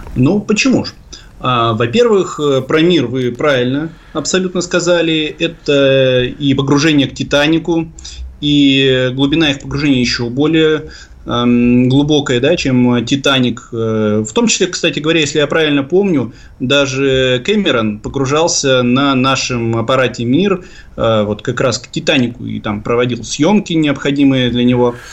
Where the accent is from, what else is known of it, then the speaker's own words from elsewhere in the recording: Severodvinsk, Arkhangelsk Oblast, Russia; в моем родном городе Северодвинске